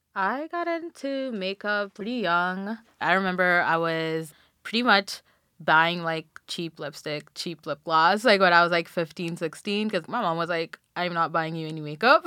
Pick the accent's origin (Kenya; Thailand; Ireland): Kenya; Nairobi; now in Philadelphia, United States; I'm from Nairobi, Kenya